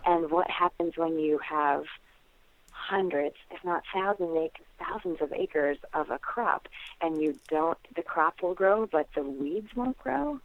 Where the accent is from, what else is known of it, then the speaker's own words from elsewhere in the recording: Naples, New York, United States; I grew up in the Finger Lakes of upstate New York